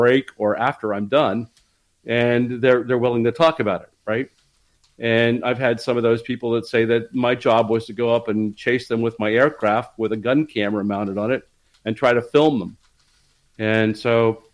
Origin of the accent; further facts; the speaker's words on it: Dayton, Ohio, United States; I grew up in Dayton, Ohio, which is where Project Blue Book was